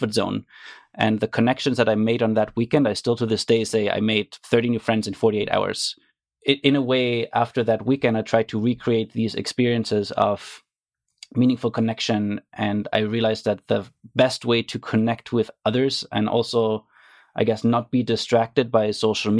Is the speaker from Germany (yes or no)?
yes; Germany; moved away as an adult; now in Canada; I grew up in Germany